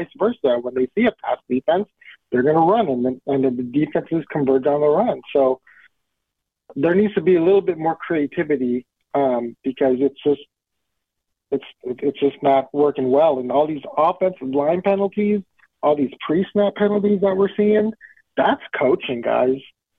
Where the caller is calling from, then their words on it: West Coast, United States; over here on the West Coast.